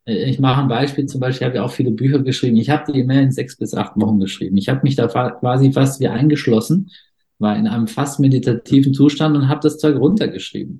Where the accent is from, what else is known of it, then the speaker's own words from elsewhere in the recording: foot of the Swabian Jura, Baden-Württemberg, Germany; Ich bin im Süddeutschland geboren, am Fuße der Schwäbischen Alb